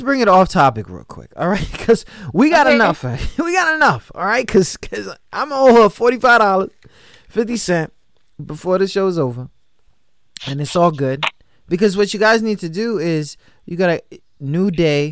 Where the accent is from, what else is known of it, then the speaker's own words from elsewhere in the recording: New York, United States; I'm from New York